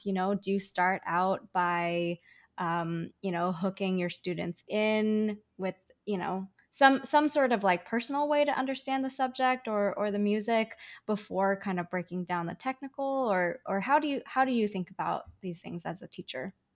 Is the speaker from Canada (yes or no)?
yes; Canada; also born or lived in China; My parents and I moved to Canada when I was four. Uh, we moved from China.